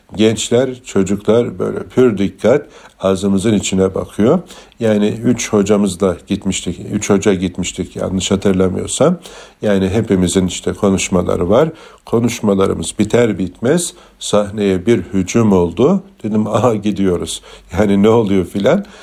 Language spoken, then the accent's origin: Turkish; Çanakkale, Turkey; bir Türk olarak, bir Çanakkale'li olarak